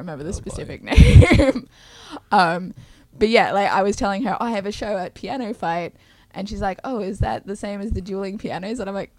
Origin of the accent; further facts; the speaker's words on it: Australia; accent: Australian; now in San Francisco, United States; Because I'm Australian